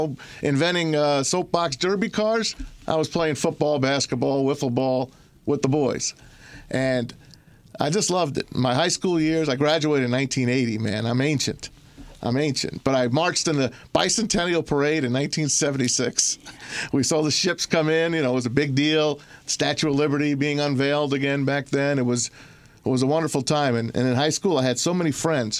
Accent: Hudson County, New Jersey, United States; moved away as an adult; now in Michigan, United States; I grew up in Hudson County, which overlooked New York City, you know, on the Hudson River.

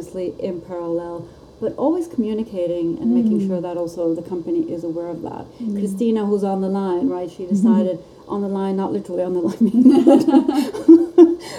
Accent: Italy; I come from Italy. We say arrivederci

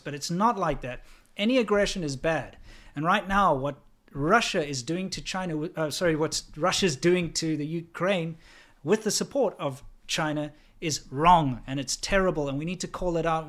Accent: South Africa; now in United States; And I also don't support my country. I think South Africa is a shithole.

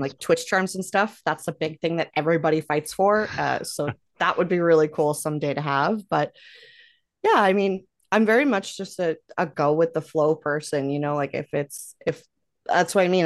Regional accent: Canada; I'm Canadian

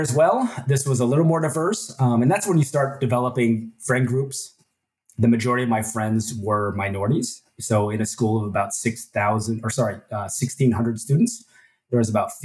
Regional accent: Ohio, United States; also born or lived in Busan, South Korea / Minnesota; now in Texas, United States; my parents moved to Ohio

